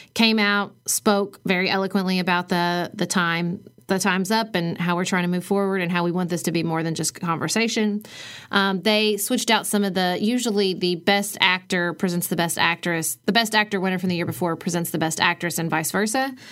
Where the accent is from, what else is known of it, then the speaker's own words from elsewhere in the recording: Kentucky, United States; I am a ninth generation Kentuckian.